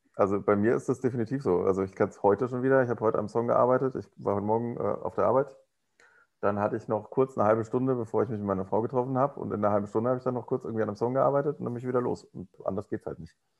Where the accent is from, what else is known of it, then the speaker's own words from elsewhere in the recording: Rhineland, Germany; moved away; ich komme aus dem Rheinland.